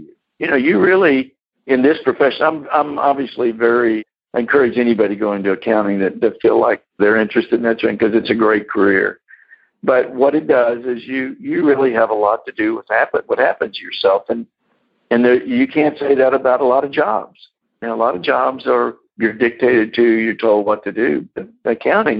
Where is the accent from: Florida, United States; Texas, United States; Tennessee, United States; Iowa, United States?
Texas, United States; Corpus Christi; I grew up in Corpus Christi